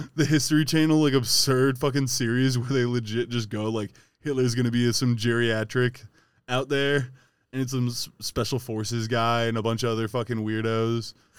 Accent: Ohio, United States; We're from Ohio

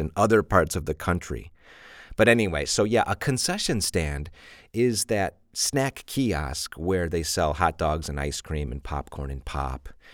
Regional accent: Chicago, Illinois, United States; I'm from Chicago, and we say pop

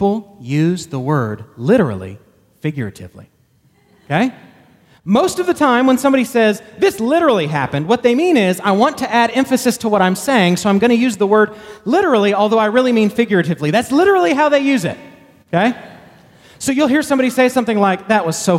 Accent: Texas, United States; I'm proud to be a Texan. I was born in Texas

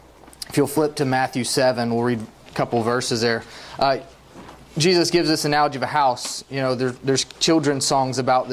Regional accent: Mexico; There was a guy in Mexico. I grew up in Mexico, a missionary kid. When I refer to Mexico, that's what I'm talking about.

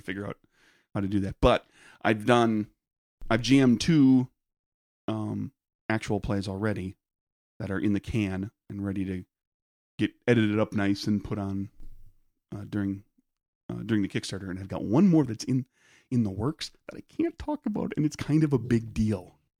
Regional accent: Peshtigo, Wisconsin, United States; Growing up in Peshtigo

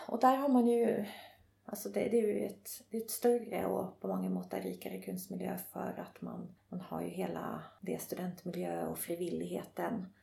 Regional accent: Nyköping, Södermanland, Sweden; also born or lived in Rauland, Telemark, Norway; Jag har växt upp i, eh, i Nyköping.

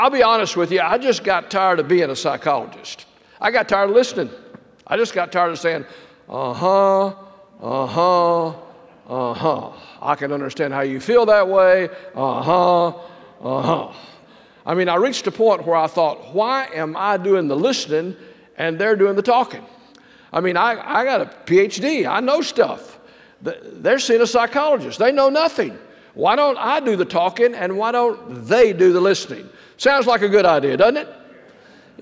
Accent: Texas, United States; I'm a Texan

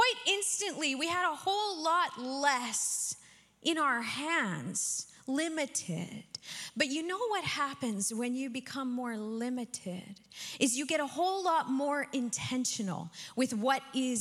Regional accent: Saskatchewan, Canada; I am from Saskatchewan

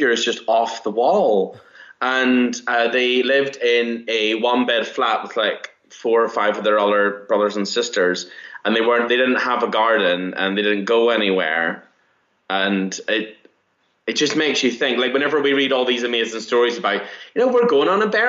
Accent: Northern Ireland, United Kingdom; moved away; I'm from Northern Ireland. I'm from, like, a seaside town. So for me, growing up in the countryside

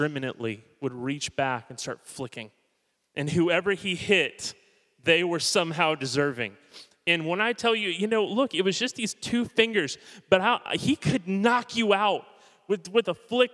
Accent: Miami, Florida, United States; also born or lived in Hollywood, Florida; I was born in 1980 in Miami, Florida. I'm not Southern by any means. I'm a South Floridian.

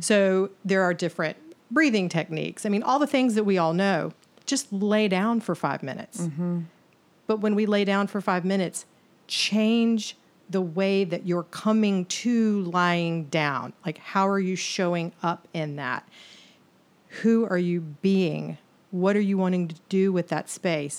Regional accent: the South, United States; born and raised in the South. And as a woman who grew up here

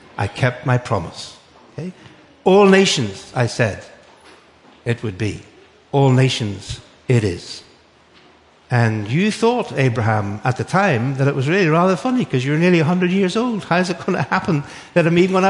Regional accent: Northern Ireland, United Kingdom; accent: Northern Irish; moved away; It's actually from Northern Ireland. Because although I'm British, I'm not English, I'm Irish

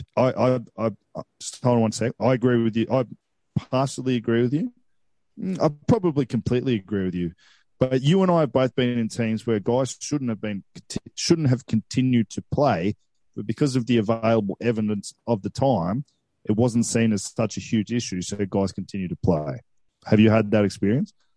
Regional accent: Coffs Harbour, New South Wales, Australia; where I grew up in Coffs

